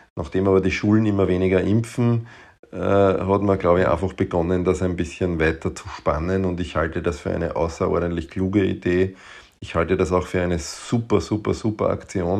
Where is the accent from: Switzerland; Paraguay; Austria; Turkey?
Austria; Waldviertel, Lower Austria; now in Vienna, Austria; ich bin natürlich in Wienhaus und ähm, wir haben halt eine hohe Dichte an Kinderärzten. Ich komme aber aus dem, aus dem Grenze-Wein-Waldviertel